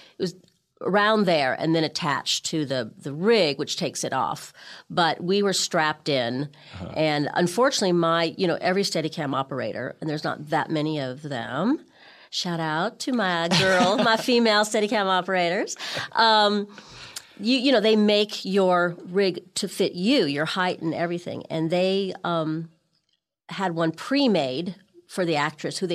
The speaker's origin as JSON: {"language": "English", "town": "Beverly Hills", "region": "California", "country": "United States", "tie": "born or raised there", "also_born_or_lived": "London, United Kingdom", "moved": "as an adult", "said": "I grew up in Beverly Hills"}